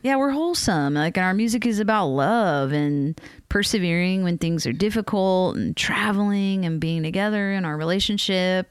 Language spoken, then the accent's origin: English; Matthews, North Carolina, United States; moved away as an adult; also born or lived in Richmond, Virginia / West Coast; I'm from the South. Like, I grew up in North Carolina, and then next I lived in Virginia, in Richmond